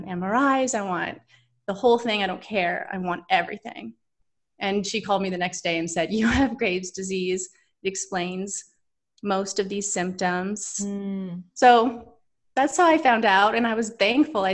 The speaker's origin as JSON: {"language": "English", "town": "Vancouver", "region": "British Columbia", "country": "Canada", "moved": "yes", "lives_now": "Los Angeles, United States", "said": "I live in LA right now, but I'm originally from Vancouver, Canada"}